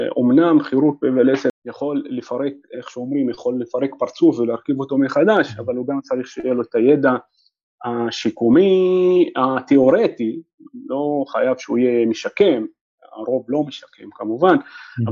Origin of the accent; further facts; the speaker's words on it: Nazareth, Northern District, Israel; moved away as an adult; also born or lived in Jerusalem / Haifa; חזרתי אה, אה, לנצרת, איפה שנולדתי